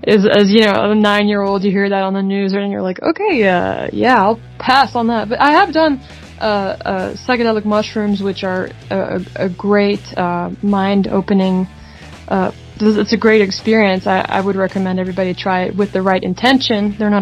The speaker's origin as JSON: {"language": "English", "country": "Netherlands", "tie": "born or raised there", "moved": "yes", "said": "I grew up in the Netherlands, where they've legalized a lot of drugs"}